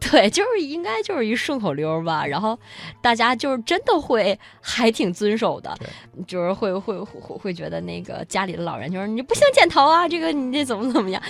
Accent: Harbin, Heilongjiang, China; 我是来自黑龙江哈尔滨的

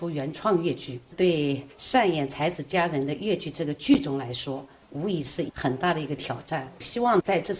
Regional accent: Shaoxing, Zhejiang, China; 作为土生土长的绍兴人

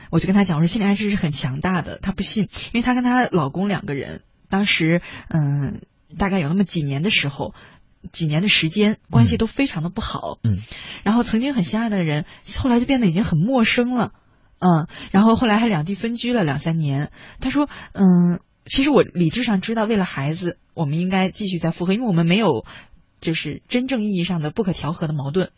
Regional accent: China; 我们中国人对这个东西的感觉

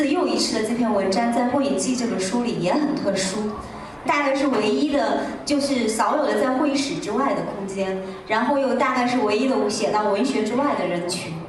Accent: China; 大概是这二十年来我们中国人我们自己个人成长的一抹精神的底色

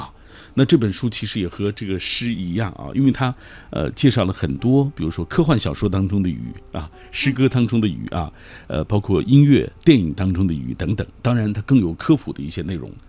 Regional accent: Xinjiang, China; 那我是来自于新疆

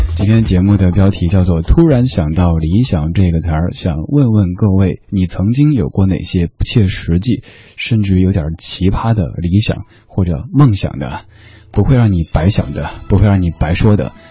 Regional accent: Shanghai, China; also born or lived in Chengdu, Sichuan; 我老家在成都，小时候生活的地方是上海

